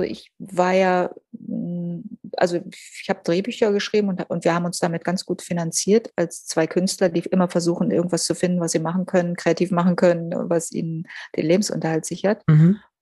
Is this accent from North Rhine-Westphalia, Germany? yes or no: no; Berlin, Germany; Berlin ist meine Heimat